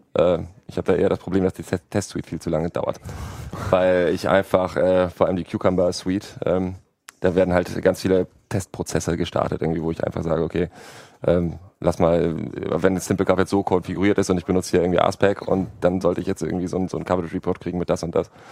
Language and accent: German; Hamburg, Germany; ich komme ja auch aus Hamburg, da war der Winter besonders lang und kalt